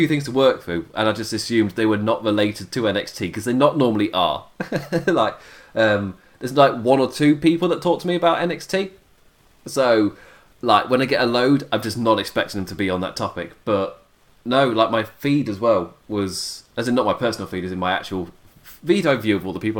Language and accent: English; England, United Kingdom; I'm English